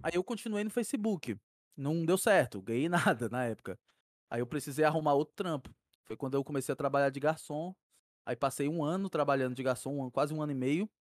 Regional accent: Fortaleza, Ceará, Brazil; Nascido e criado aqui em Fortaleza

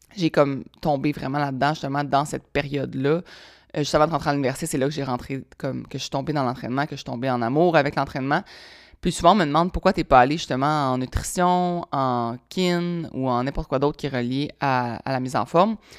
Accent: Laval, Quebec, Canada; also born or lived in Sherbrooke; je viens de Laval. Laval, euh, Laval proche de Montréal

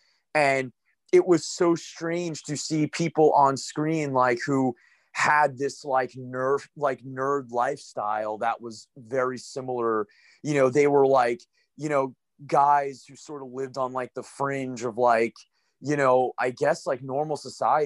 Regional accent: United States; being American

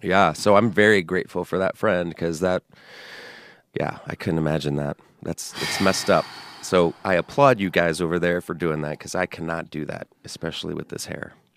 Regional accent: San Antonio, Texas, United States; I grew up in Texas

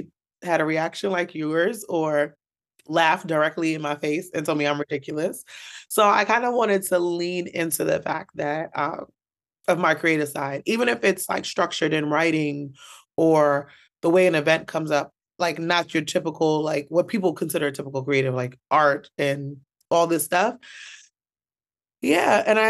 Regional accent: Bronx, New York, United States; I am a New York native, born and bred in the Bronx. Yes. I am first generation West Indian. My family came from Antigua.

